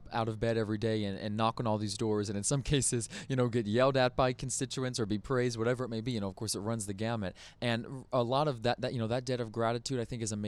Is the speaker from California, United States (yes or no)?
yes; Riverside, California, United States; also born or lived in New Orleans, Louisiana; raised for the most of my life in Riverside. You know, I was 10 years old when we moved out here.